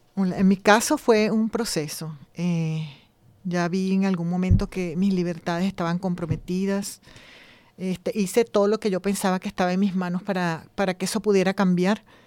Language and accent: Spanish; Venezuela; moved away as an adult; now in Spain; Soy venezolana también